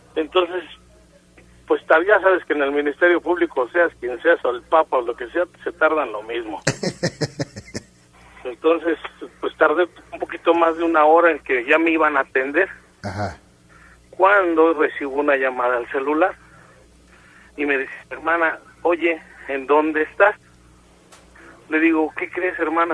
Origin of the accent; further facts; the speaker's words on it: Nezahualcóyotl, State of Mexico, Mexico; yo soy de Neza